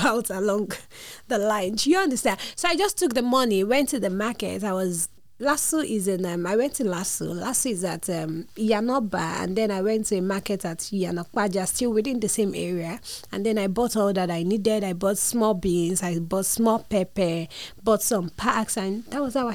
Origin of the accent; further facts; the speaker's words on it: Lagos, Nigeria; I'm from a family of four, and I grew up in Lagos